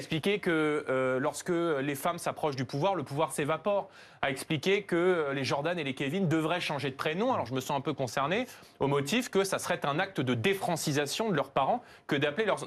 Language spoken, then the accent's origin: French; Seine-Saint-Denis, Île-de-France, France; dans tous les quartiers où moi j'ai grandi, notamment en Seine-Saint-Denis